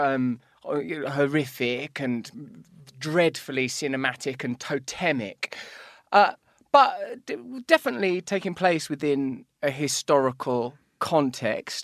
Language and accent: English; England, United Kingdom; I'm English